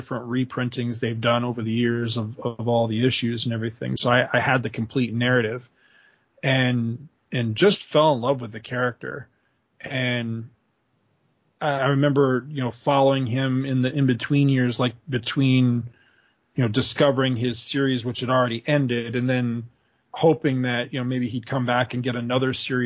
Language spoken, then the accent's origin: English; Carthage, New York, United States; when I was in my early teens, we moved from Carthage, where I lived in New York, to this little town where we live